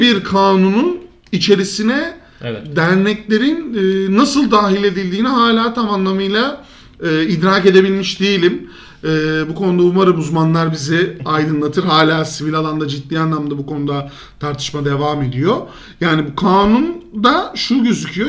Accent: İzmir, Turkey; Biz İzmirli olarak, İzmir kentinde yaşayan bireyler olarak

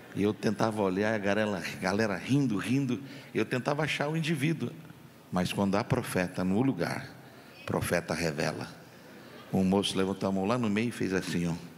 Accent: Campinas, São Paulo, Brazil; Eu sou de Campinas, estado de São Paulo

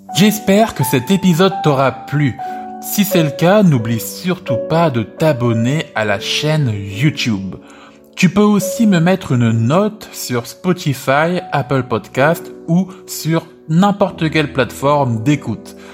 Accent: France; ma vie en France en tant que français

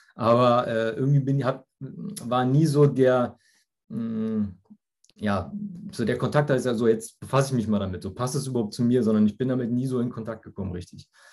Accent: near Frankfurt, Hesse, Germany; ich komme aus der Nähe von Frankfurt

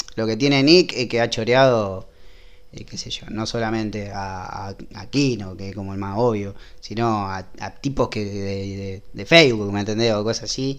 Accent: Rosario, Santa Fe, Argentina; somos de Rosario.

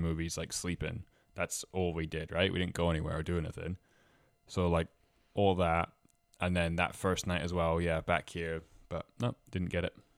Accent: Scotland, United Kingdom; moved away as an adult; also born or lived in Toronto, Canada; now in Halifax, Canada; I'm originally from Scotland, and I play the bagpipes

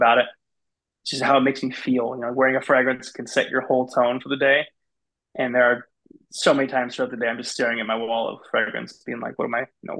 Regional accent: West Linn, Oregon, United States; I grew up in West Lynn, which is a little bit closer to Portland. My whole life

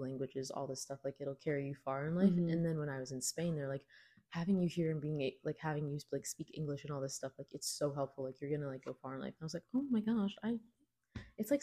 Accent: Virginia, United States; I was born here in Virginia

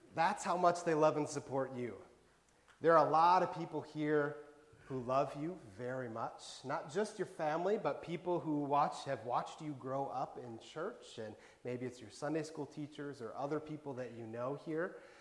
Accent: Wisconsin, United States; moved away as an adult; now in Bethlehem, United States; growing up in Wisconsin, I had never seen the town in which I live host a race like this

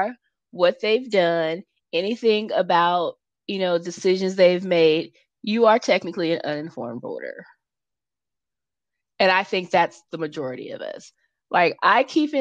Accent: California, United States; as a Californian

